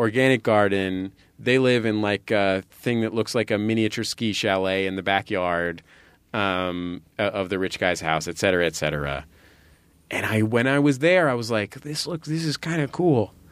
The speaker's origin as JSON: {"language": "English", "town": "San Francisco", "region": "California", "country": "United States", "tie": "born or raised there", "also_born_or_lived": "Santa Cruz / Berkeley", "said": "I grew up in San Francisco"}